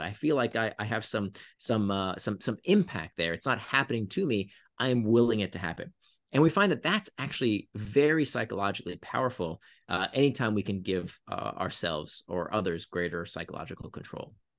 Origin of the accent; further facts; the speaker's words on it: Florida, United States; when I was a teenager, I grew up in Florida